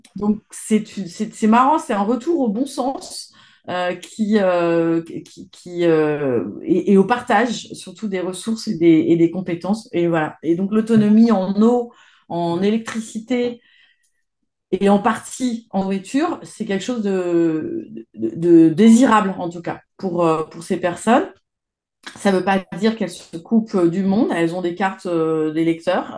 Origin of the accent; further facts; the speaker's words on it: Isère and Savoie, Auvergne-Rhône-Alpes, France; je suis à l'origine, je viens de d'Isère et de Savoie.